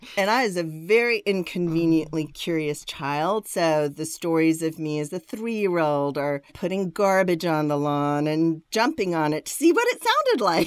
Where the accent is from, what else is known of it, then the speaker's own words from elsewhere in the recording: India; I was born in India, and I was born to a family that's been Christian for generations